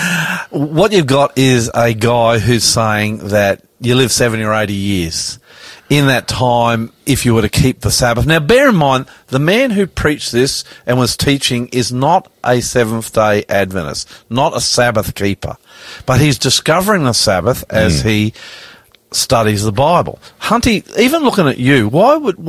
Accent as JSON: {"language": "English", "country": "Australia", "said": "I'm an Australian. I call myself …."}